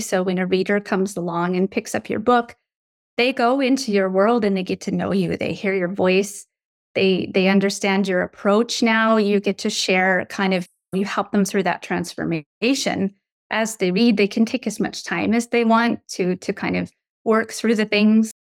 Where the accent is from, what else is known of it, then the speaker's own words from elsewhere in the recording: Canada; also born or lived in United States; when I was eight years old, we moved from the States where we'd been living for four years back to my childhood home that we left behind. It was in the Canadian wilderness